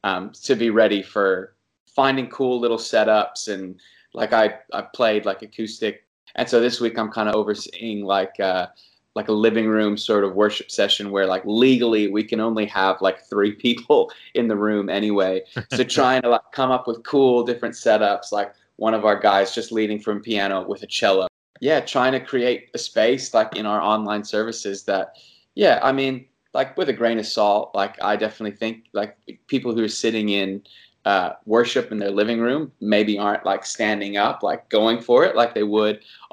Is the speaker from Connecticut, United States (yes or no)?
no; Long Beach, California, United States; born there